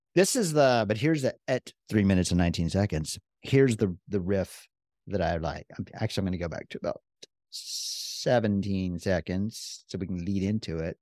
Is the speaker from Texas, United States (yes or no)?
yes; Texas, United States; we're from Texas